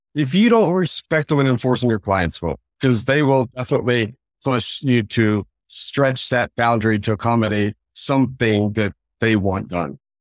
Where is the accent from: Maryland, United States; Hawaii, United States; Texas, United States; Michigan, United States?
Texas, United States; Fort Worth; also born or lived in Dallas; I grew up in Fort Worth